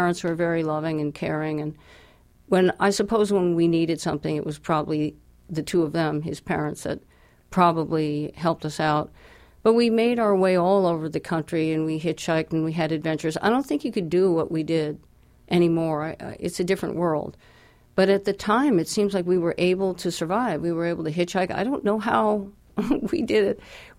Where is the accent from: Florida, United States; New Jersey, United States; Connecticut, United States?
New Jersey, United States; born there; I was born in New Jersey.